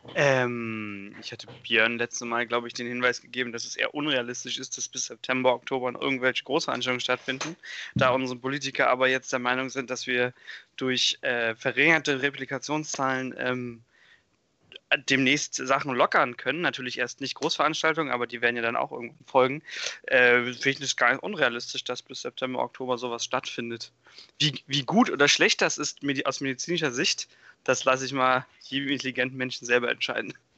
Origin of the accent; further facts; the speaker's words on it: Hamburg, Germany; ich bin aus Hamburg